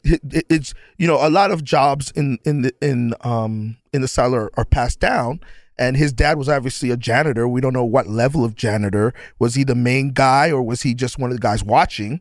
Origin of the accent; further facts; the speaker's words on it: New York, United States; growing up in New York